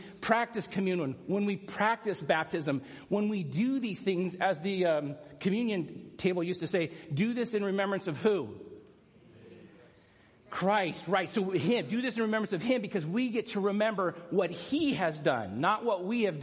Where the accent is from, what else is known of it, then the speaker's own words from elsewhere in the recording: San Clemente, California, United States; San Clemente, which is my hometown beach